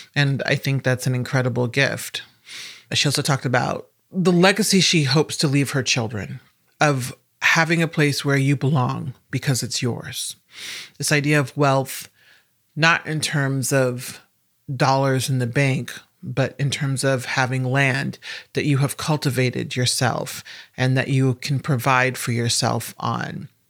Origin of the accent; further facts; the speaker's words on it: Omaha, Nebraska, United States; I'm also from Omaha, Nebraska.